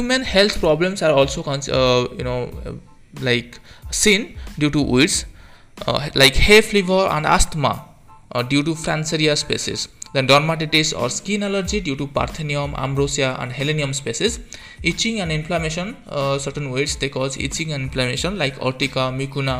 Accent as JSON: {"language": "English", "country": "India", "said": "from India"}